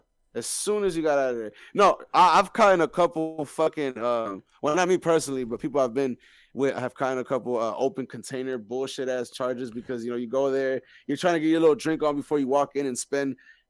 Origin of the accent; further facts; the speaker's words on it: Silver Spring, Maryland, United States; also born or lived in Washington, D.C.; I was born here, right here in Silver Spring.